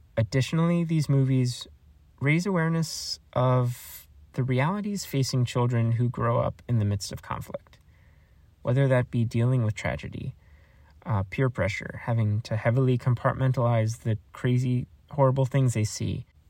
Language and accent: English; United States; as an American